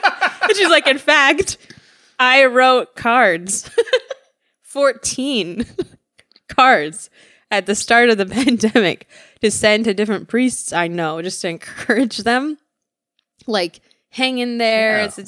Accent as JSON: {"language": "English", "region": "Midwest", "country": "United States", "said": "I'm from the Midwest."}